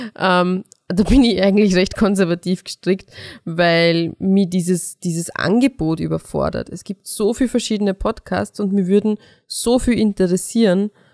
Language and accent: German; Mostviertel, Lower Austria, Austria; meine Mama auch zugereist ist und nicht aus dem Mostviertel ist. Zwar eh auch aus Niederösterreich, aber ähm, wenn man dort, wo ich aufgewachsen bin, nicht genauso redet